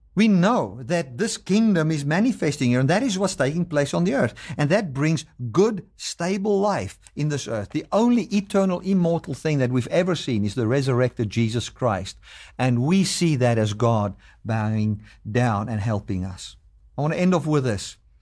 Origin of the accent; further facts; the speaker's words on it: South Africa; I'm a South African, I, but I live in America